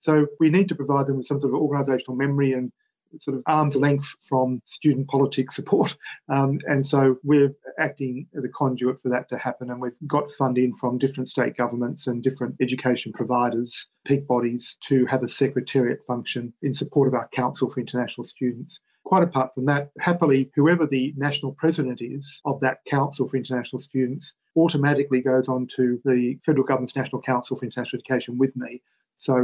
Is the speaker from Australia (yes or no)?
yes; Victoria, Australia; my home state of Victoria